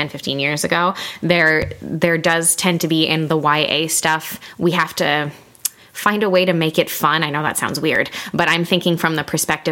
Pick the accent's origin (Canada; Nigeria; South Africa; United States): Canada; Montreal, Quebec; We're from the Montreal area